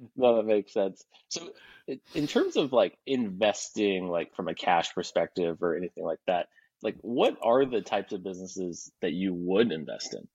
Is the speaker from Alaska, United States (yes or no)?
yes; Alaska, United States; now in Texas, United States; I live in Texas. I'm, I'm from Alaska